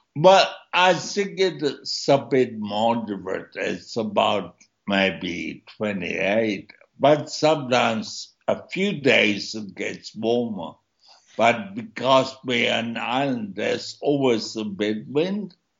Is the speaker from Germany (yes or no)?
yes; Germany; moved away; also born or lived in East Germany; born in East Germany and my parents had to flee East Germany, and so I grew up in a refugee camp in West Germany until I was six, and then after that we moved to a suburb